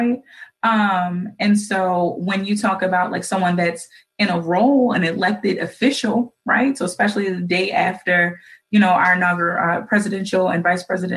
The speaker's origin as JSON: {"language": "English", "town": "Baltimore", "region": "Maryland", "country": "United States", "said": "a citizen and a resident of Baltimore City"}